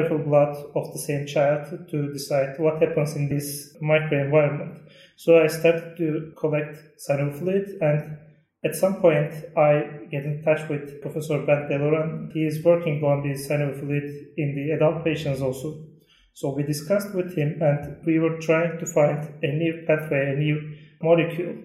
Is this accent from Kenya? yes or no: no; Turkey; from Turkey